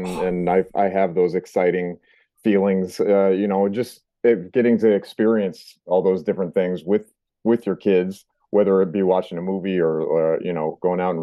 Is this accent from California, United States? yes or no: yes; California, United States; moved away as an adult; now in New England, United States; I grew up in California and moved out here when I was 18